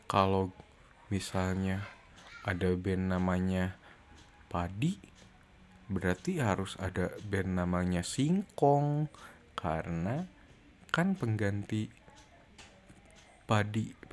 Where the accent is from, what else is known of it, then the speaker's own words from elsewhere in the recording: West Java, Indonesia; aku kan orang Sunda ya aku nggak bisa ngomong F ini nggak bisa ngomong V jadi ngomongnya P